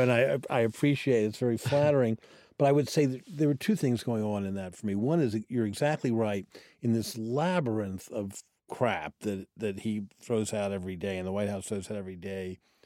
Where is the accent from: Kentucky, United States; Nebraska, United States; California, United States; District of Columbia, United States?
District of Columbia, United States; Washington; I grew up in Washington, D C, in a family that was not in politics, and I grew up in the city, not the suburbs.